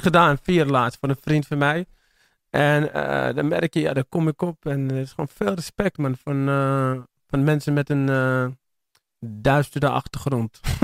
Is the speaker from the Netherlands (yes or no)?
yes; Amsterdam, North Holland, Netherlands; Ik ben voornamelijk opgegroeid in Amsterdam-Oost en in eh, Amsterdam-Zuid in de Pijp.